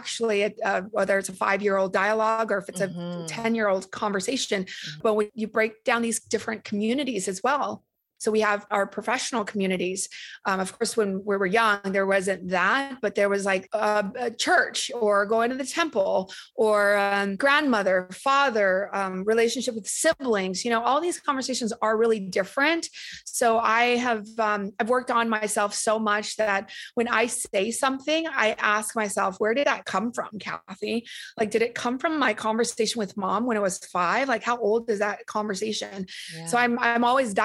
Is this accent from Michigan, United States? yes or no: no; Orange County, California, United States; accent: Valley girl; also born or lived in Vietnam; I came from a refugee camp straight to the OC of all places